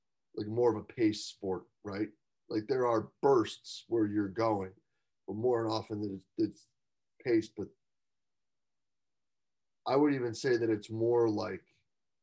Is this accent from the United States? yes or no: yes; United States; we sit here and think as Americans